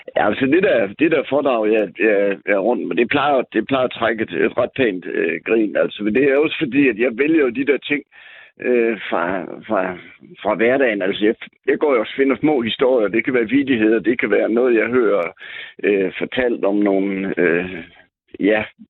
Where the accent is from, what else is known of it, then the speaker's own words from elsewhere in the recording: Jutland, Denmark; accent: Jutlandic; first language Jutlandic Danish; Jysk er jo mit modersmål